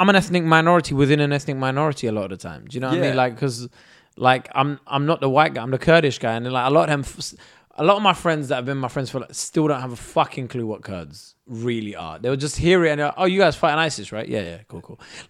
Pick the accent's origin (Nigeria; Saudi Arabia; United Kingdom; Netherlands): United Kingdom; England; but I'm British and I very much see myself as British and English.